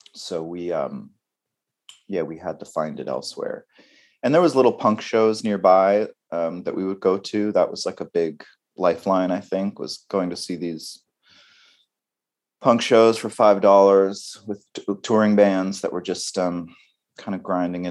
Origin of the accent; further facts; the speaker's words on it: Vancouver Island, British Columbia, Canada; moved away; also born or lived in Montreal; We grew up in on the west coast of Canada, on Vancouver Island